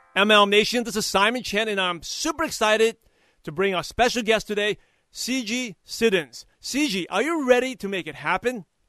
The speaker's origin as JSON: {"language": "English", "region": "New York", "country": "United States", "said": "I'm originally from New York"}